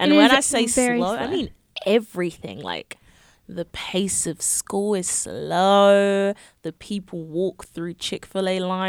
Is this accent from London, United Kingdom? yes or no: yes; London, United Kingdom; also born or lived in Coventry, England; I'm from London, England.